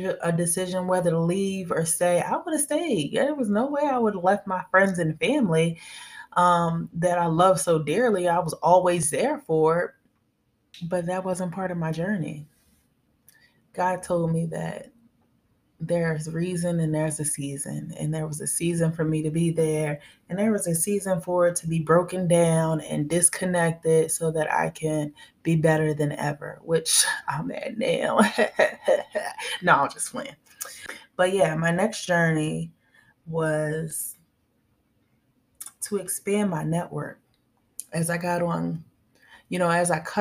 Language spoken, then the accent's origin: English; outside of Philadelphia, Pennsylvania, United States; moved away as an adult; now in Tampa, United States; I am from Pennsylvania, outside of Philadelphia, and I am currently in Tampa, Florida, and I've been here for a couple months